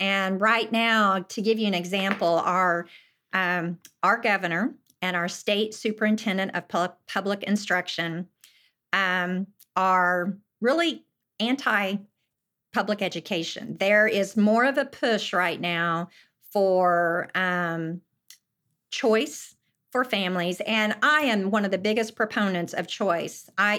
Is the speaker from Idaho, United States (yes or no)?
no; Yukon, Oklahoma, United States; my claim mm-hmm. to fame is I grew up in Yukon, Oklahoma with ….